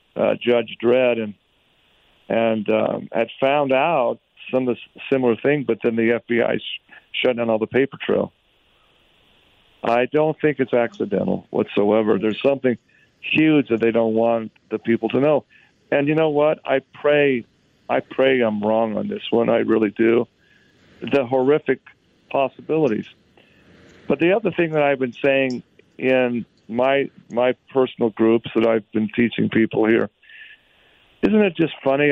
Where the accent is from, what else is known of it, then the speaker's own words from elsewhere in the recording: Utah, United States; Utah, my home state